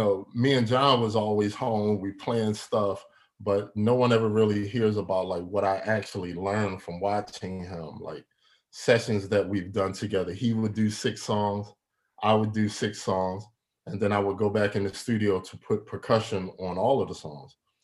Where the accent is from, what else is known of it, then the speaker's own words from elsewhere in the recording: Philadelphia, Pennsylvania, United States; Born and raised in Philadelphia.